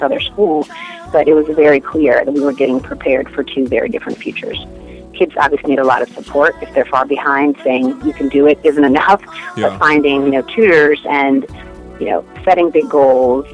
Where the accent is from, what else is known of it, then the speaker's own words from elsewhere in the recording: Detroit, Michigan, United States; I grew up in Detroit and went to a public high school in Detroit